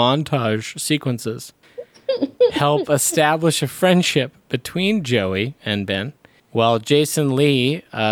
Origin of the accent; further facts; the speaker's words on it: Canada; as a Canadian